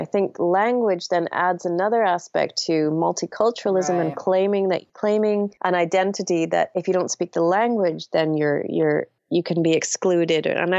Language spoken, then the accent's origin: English; Canada; moved away as an adult; also born or lived in England; I am mixed race myself. So I grew up in Canada. My father's Iranian. My mom's English. And we emigrated when I was about 4 years old, immigrated to Canada.